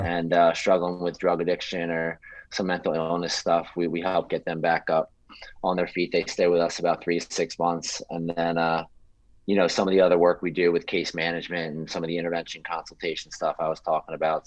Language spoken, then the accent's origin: English; Philadelphia, Pennsylvania, United States; I'm from Philly